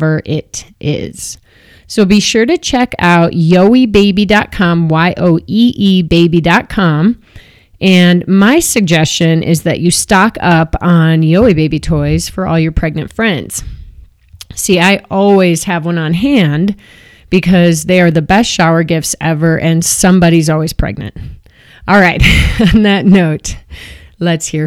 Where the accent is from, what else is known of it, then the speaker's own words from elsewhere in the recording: Chicago, Illinois, United States; now in Boulder, United States; I grew up in Chicago